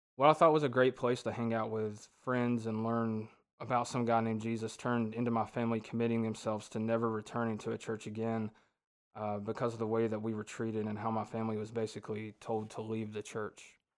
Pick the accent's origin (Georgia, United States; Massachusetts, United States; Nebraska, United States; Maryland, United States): Georgia, United States; Ringgold; I was born and raised in Ringgold, Georgia